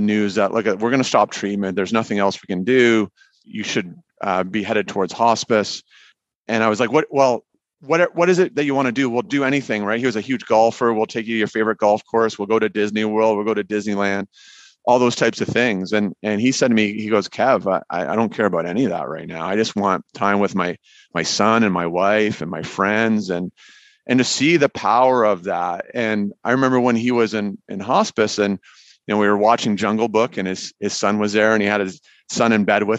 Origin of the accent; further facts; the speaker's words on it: Canada; being Canadian